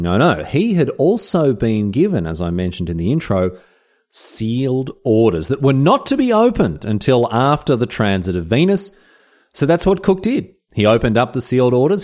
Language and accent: English; Melbourne, Victoria, Australia; It's well worth a visit if you're ever in my hometown